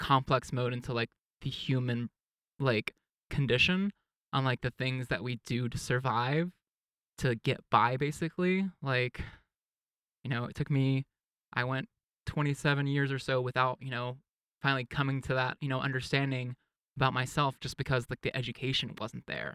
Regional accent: East Texas, United States; I grew up in East Texas where it was very conservative and religious and everything

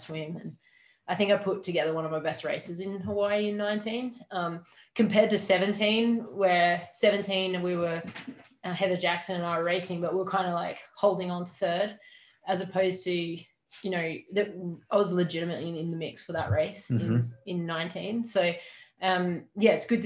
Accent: Adelaide, South Australia, Australia; Glenelg, my hometown in Adelaide

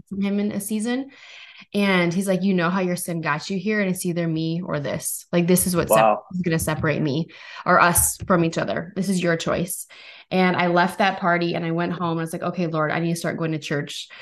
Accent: North Dakota, United States; I'm from North Dakota

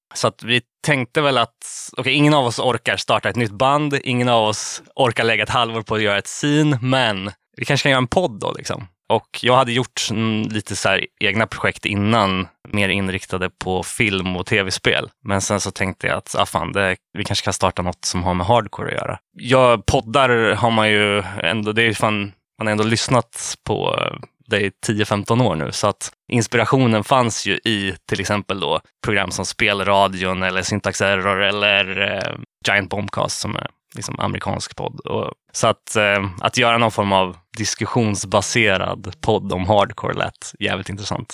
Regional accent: Hallsberg, Örebro County, Sweden; jag är ju från Hallsberg utanför Örebro. Eh, en liten ort som heter Påsboda, 2000 invånare eller någonting.

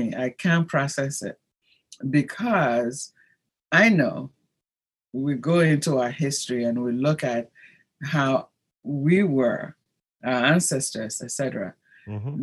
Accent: Ghana; moved away as an adult; also born or lived in Rome, Italy; my home country, Ghana

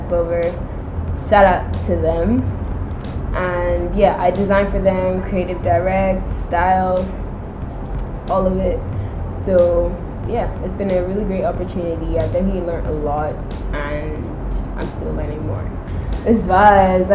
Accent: Nigeria; moved away; I'm half Nigerian, half French, but I basically grew up in Nigeria

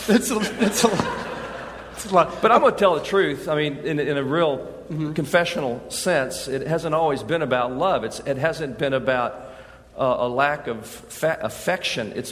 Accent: England, United Kingdom; I mean, I, we're English. We're old England.

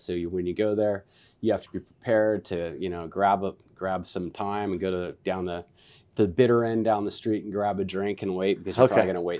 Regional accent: Vacaville, California, United States; also born or lived in Wichita Falls, Texas; I was born in Texas, Wichita Falls, Texas. And then my father came out, and he was a military guy, and he went to Travis Air Force Base. So I was raised in Vacaville, Califor

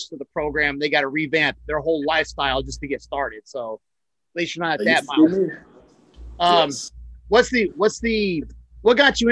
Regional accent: West Jefferson, North Carolina, United States; now in Hawaii, United States; I'm from West Jefferson.

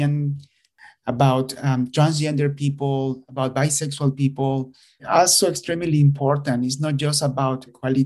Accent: Nicaragua; moved away; I am originally from Nicaragua

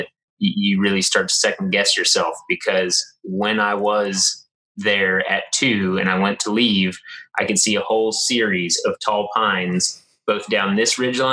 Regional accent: West Virginia, United States; growing up in West Virginia in the mountains and going out hunting

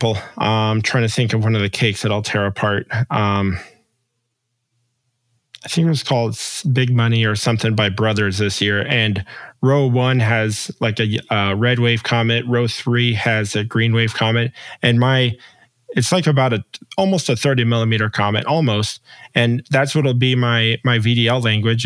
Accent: Las Vegas, Nevada, United States; I'm born and raised in Vegas, so I am a true Vegas native. I've lived here my whole life

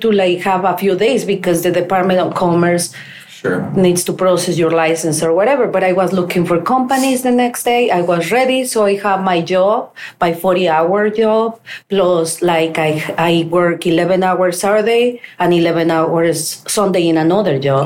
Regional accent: Mexico; English is a second language; moved away as an adult; now in United States; I was able to sell everything in my country.

